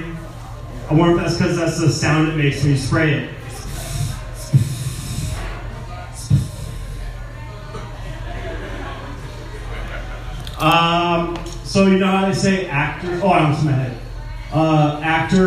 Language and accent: English; Seattle, Washington, United States; I'm from Seattle